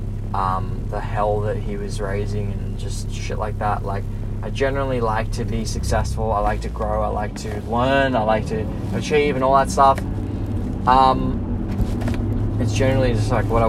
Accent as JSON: {"language": "English", "town": "Blacktown", "region": "New South Wales", "country": "Australia", "tie": "born or raised there", "said": "growing up in Blacktown"}